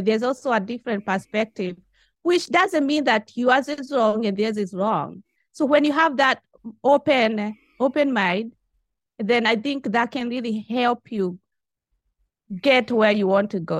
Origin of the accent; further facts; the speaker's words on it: Kenya; moved away as an adult; now in Japan; I'm from Kenya. You know, I've been in Japan, uh, for the last twenty-one years.